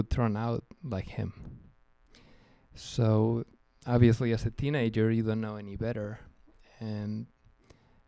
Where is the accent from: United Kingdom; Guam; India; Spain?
Spain; moved away; also born or lived in New Jersey, United States; I grew up in Spain, but I was actually born in New Jersey.